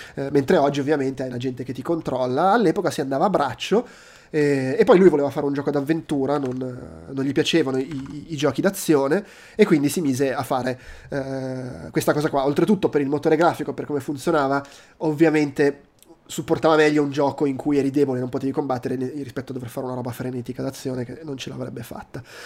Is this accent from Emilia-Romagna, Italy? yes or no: no; Milan, Lombardy, Italy; sono di Milano